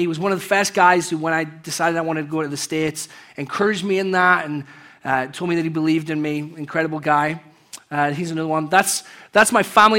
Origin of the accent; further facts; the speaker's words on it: England, United Kingdom; moved away; growing up in England